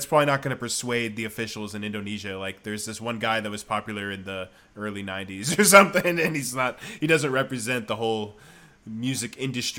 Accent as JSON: {"language": "English", "region": "Michigan", "country": "United States", "tie": "born or raised there", "said": "I remember I went to middle school in Michigan. And I went to public school, and I remember, and I had lived in Taiwan before that, so I was like a kid who lived in Taiwan, and then I went to Michigan."}